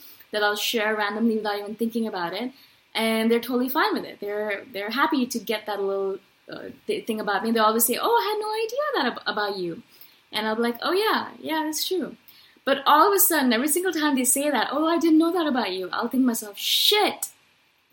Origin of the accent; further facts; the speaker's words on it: India; I come from India